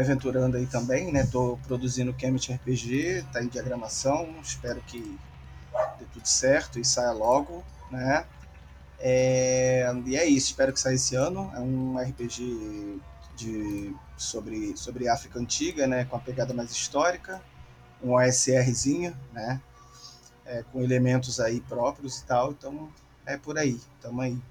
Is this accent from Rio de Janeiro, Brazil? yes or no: yes; Rio de Janeiro, Brazil; sou do Rio de Janeiro.